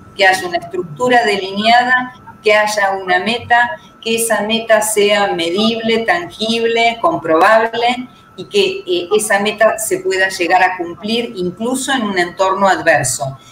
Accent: Argentina; mi mirada como, abogada argentina

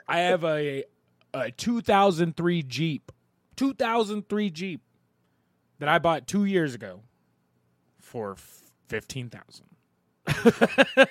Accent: Ohio River Valley, Ohio Valley, United States; I'm from the Ohio River Valley

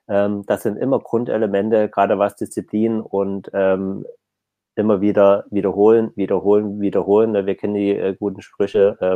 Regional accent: East Germany, Germany; Also zumindest bei uns im Osten nicht.

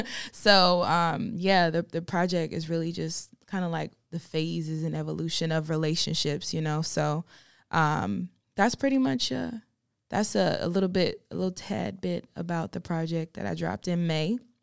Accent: Farmville, North Carolina, United States; moved away as an adult; now in Charlotte, United States; I am from Farmville, North Carolina, which is in the middle of nowhere

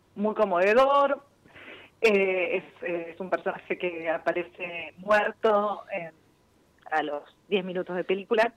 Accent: from Buenos Aires, Argentina; Como argentinos y como bonaerenses

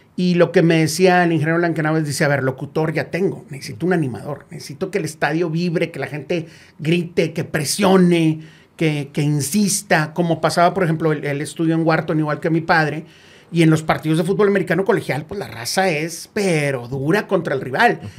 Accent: Monterrey, Nuevo León, Mexico; soy de Monterrey

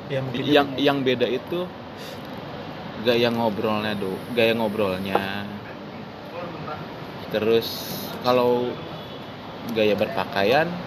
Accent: West Java, Indonesia; orang Sunda parahyangan

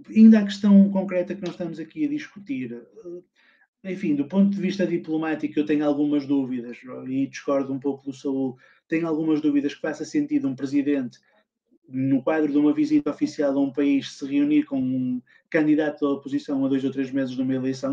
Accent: Portugal; eu sou português

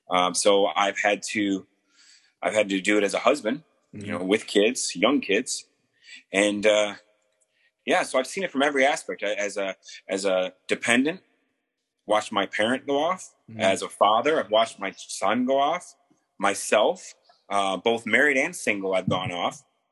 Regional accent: Camp Pendleton, California, United States; born there; before that, I was born on a naval base. I was born in Camp Pendleton. My father is a retired Marine.

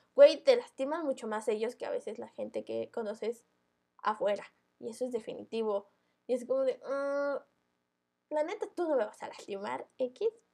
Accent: Mexico; los mexicanos hacemos eso.

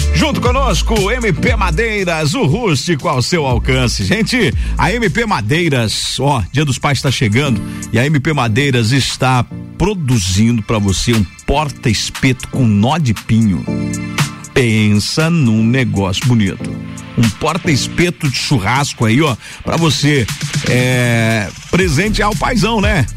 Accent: São Joaquim, Santa Catarina, Brazil; moved away; Nasci em São Joaquim

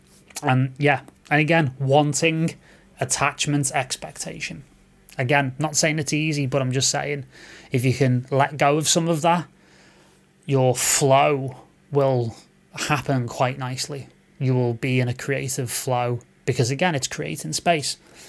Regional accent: Romania; Growing up in Romania, all I heard from my family is leave music, you won't earn money, blah, blah, blah.

